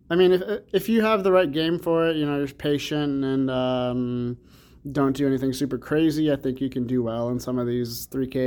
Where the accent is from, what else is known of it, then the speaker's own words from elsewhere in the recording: Champaign, Illinois, United States; now in Las Vegas, United States; I'm from Illinois, Champaign, not quite Chicago, but you know, every time we tell somebody that we're from Illinois, it's always, oh, Chicago.